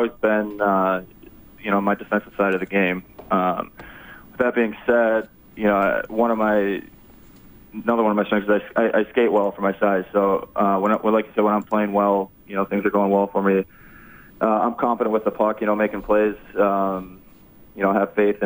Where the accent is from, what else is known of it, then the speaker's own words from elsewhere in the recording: Upper Peninsula of Michigan, United States; moved away as an adult; born and raised in the Upper Peninsula of Michigan. You know, grew up in a really small town